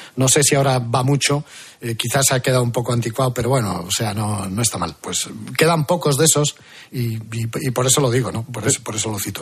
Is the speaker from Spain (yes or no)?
yes; Vigo, Galicia, Spain; moved away as an adult; now in Washington, United States; yo soy de Vigo, yo soy gallego